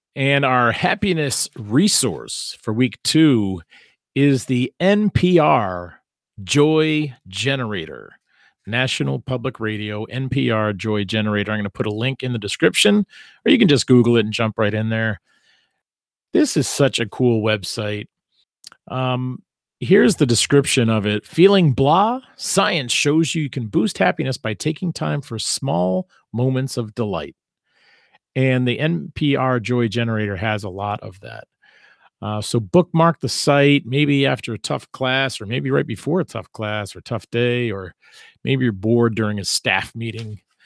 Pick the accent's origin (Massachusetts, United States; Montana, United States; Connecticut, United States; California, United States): Massachusetts, United States; also born or lived in Providence, Rhode Island; in Mater, Massachusetts, which is also my hometown.